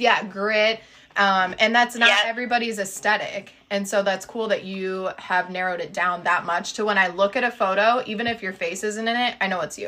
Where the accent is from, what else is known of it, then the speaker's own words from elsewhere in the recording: Midwest, United States; being from the Midwest